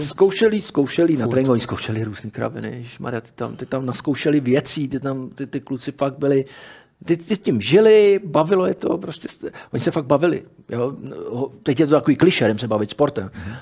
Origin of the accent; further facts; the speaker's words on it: Czechia; my jsme Češi